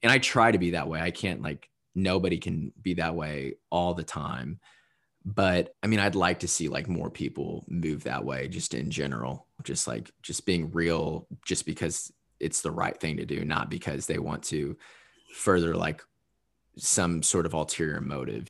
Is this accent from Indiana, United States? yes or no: yes; Southern Indiana, United States; also born or lived in Louisville, Kentucky; me growing up in Southern Indiana